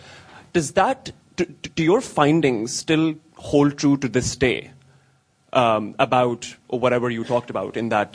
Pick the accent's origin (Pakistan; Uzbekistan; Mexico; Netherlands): Pakistan; now in United States; I'm from Pakistan. I study in the U.S.